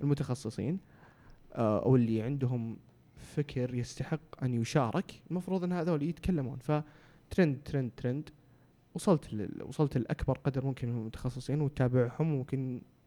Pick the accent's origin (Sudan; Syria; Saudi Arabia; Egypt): Saudi Arabia; عندنا في السعوديه